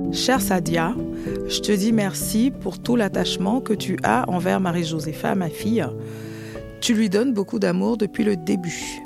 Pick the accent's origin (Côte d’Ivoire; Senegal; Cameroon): Cameroon; Yaoundé, Centre; moved away as an adult; now in Colombes, France; je suis née au Cameroun, dans la ville euh, de Yaoundé